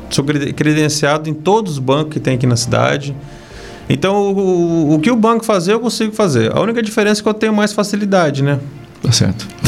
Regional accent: Nova Esperança, Paraná, Brazil; now in Castro, Brazil; da região de Maringá, Nova

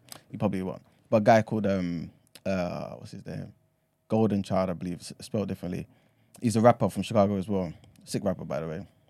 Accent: London, United Kingdom; accent: London; also born or lived in Ghana; I'm from London

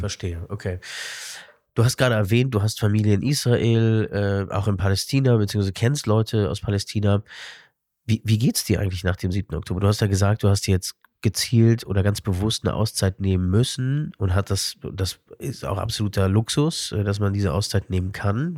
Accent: Berlin, Germany; weil ich dort als ähm, Berliner Jude nicht nur meine Brit Milah gemacht habe

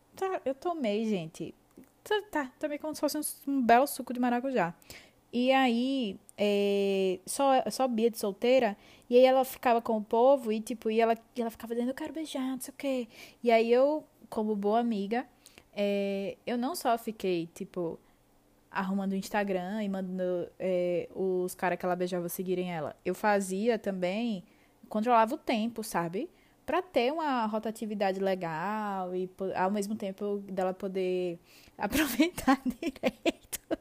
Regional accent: Aracaju, Sergipe, Brazil; eu sou de Aracaju

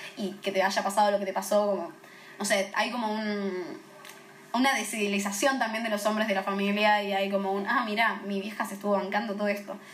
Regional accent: Temperley, Buenos Aires Province, Argentina; una piba de Temperley

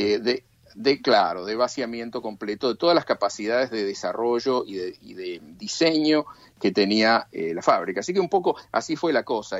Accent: Argentina; moved away; de chico en la Argentina

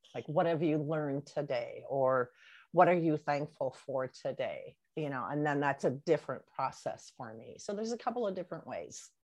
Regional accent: near the St. Paul-Minneapolis border, Wisconsin, United States; moved away as an adult; now in Colonie, United States; I am originally from Wisconsin, up by the St. Paul, Minneapolis border area. And uh, so that is my home area.

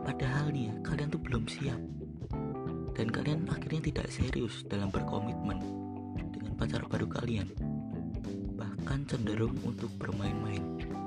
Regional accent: Magelang, Central Java, Indonesia; Aku berasal dari kota Magelang

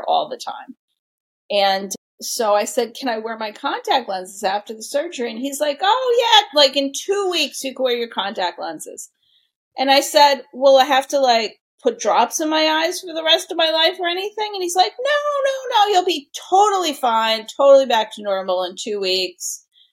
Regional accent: New York City, New York, United States; now in Connecticut, United States; I'm a New Yorker at heart. I grew up in New York City.

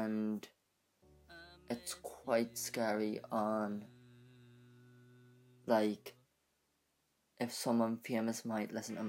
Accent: United Kingdom; I'm from United Kingdom, and I live with my mum.

